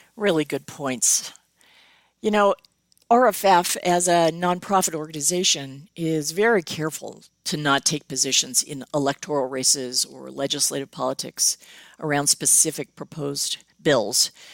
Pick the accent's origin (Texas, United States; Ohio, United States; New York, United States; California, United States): California, United States; Southern; I grew up in Southern California.